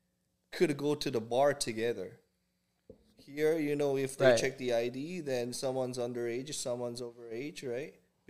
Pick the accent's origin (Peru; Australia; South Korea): South Korea; English is a second language; moved away as an adult; also born or lived in Winnipeg, Canada; now in Calgary, Canada; born and raised in Korea. I came to Canada when I was 21, 22.